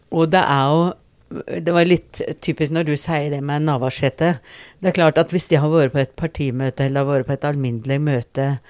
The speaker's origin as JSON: {"language": "Norwegian", "town": "Rauland", "region": "Telemark", "country": "Norway", "moved": "yes", "lives_now": "Porsgrunn, Norway", "said": "jeg er opprinnelig fra Rauland. Bor nå i Porsgrunn"}